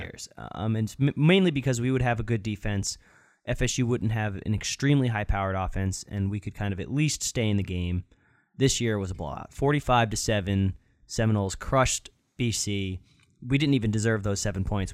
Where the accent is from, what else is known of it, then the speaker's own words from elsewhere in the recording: Florida, United States; now in Boston, United States; I'm from Florida